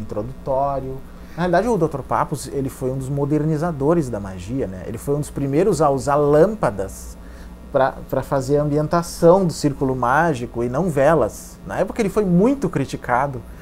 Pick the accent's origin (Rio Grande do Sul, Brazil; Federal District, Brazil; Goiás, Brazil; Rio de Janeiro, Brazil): Rio Grande do Sul, Brazil; Santa Maria; Santa Maria, que é a minha cidade natal